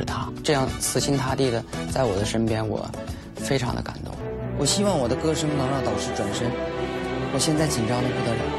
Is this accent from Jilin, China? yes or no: yes; Jilin, China; moved away as an adult; now in Beijing, China; 我来自东北吉林，我现在漂泊在北京，是一名编曲。